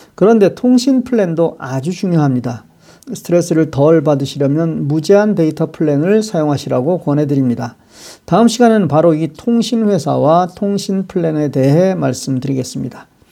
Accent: South Korea; now in United States; 제가 한국인이라서

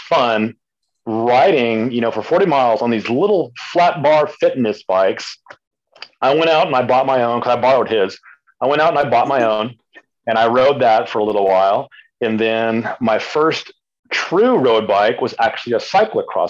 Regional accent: El Paso, Texas, United States; moved away as an adult; now in Austin, United States; I grew up in El Paso, Texas

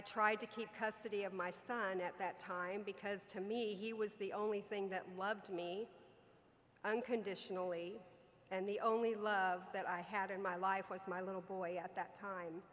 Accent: Southern California, United States; I was raised in Southern California.

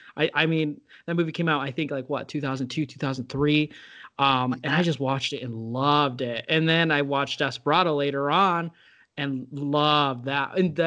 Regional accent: Illinois, United States; Because I grew up near the Chicago area and the huge Hispanic population.

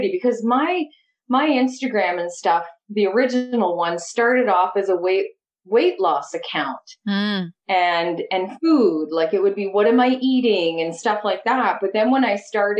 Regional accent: Trenton, Ontario, Canada; also born or lived in Napanee, Ontario / western Canada; I was born in Napanee, moved to Trenton when I was 7

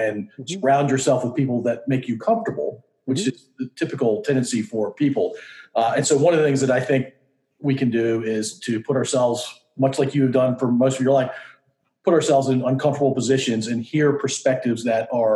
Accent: Virginia, United States; I feel as a guy who's lived in Virginia for 51 years, and so implied in growing up in Virginia

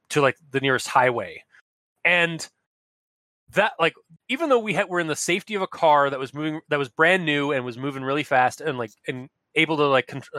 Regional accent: Ontario, Canada; in Canada and Ontario specifically, as an Ontarian.

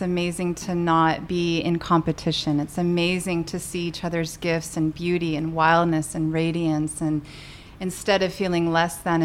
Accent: San Clemente, California, United States; moved away as an adult; also born or lived in Maui, Hawaii; now in San Luis Obispo County, United States; I grew up down in Orange County in a beautiful little town, what was a little town, beach town called San Clemente

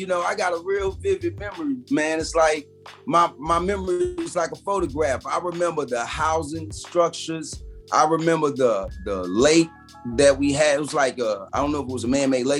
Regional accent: Fort Knox, Kentucky, United States; born there; Man, I was born in an army base called Fort Knox, man, in Kentucky.

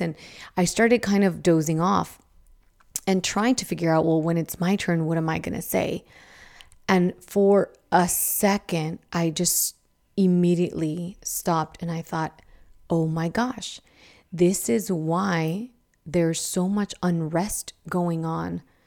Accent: Idaho, United States; I grew up in Idaho

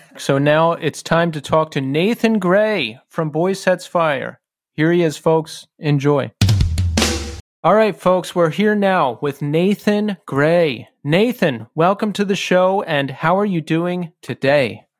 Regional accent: Bucks County, Pennsylvania, United States; we both grew up in Bucks County, Pennsylvania

